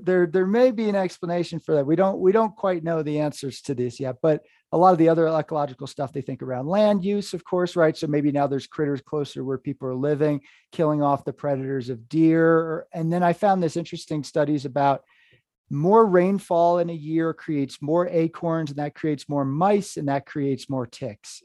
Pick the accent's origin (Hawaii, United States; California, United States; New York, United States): New York, United States; Hudson River Valley; moved away as an adult; also born or lived in Vermont; I was in the Hudson River Valley, New York.